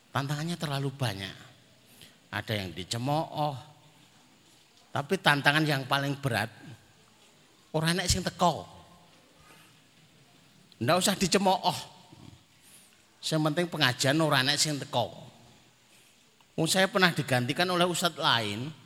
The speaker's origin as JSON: {"language": "Indonesian", "town": "Magetan", "region": "East Java", "country": "Indonesia", "said": "Karena kami dari Madiun walaupun Magetan ya. Kalimatnya Magetan tapi dekatnya Madiun. Bahkan sumur yang sering"}